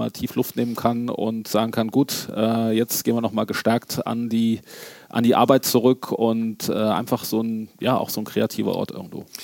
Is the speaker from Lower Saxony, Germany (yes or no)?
no; Gerolstein, Rhineland-Palatinate, Germany; wenn du sagst, ich komme aus Gerolstein, ja klar